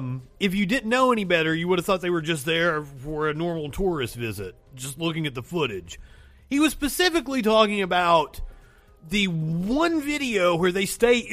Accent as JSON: {"language": "English", "region": "Alabama", "country": "United States", "said": "I am a millennial from Alabama"}